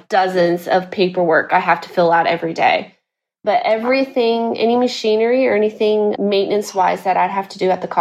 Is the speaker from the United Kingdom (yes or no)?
no; Guatemala; moved away as an adult; also born or lived in Texas, United States; now in Seville, Spain; we were all born and raised in Guatemala. So when the short story, what I give people, just to simplify my story, I just say I'm half-half. I'm half American, half Guatemalan. I was in Guatemala till I was 19 or 20, spent my whole life in Guatemala.